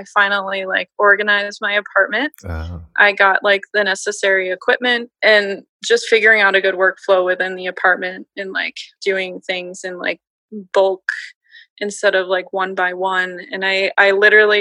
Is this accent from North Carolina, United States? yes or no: no; Minneapolis, Minnesota, United States; now in St. Paul, United States; I grew up in Minneapolis, Minnesota